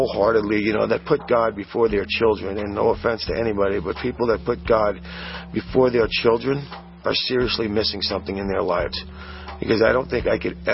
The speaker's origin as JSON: {"language": "English", "region": "New York", "country": "United States", "tie": "born or raised there", "said": "I was born and raised in New York."}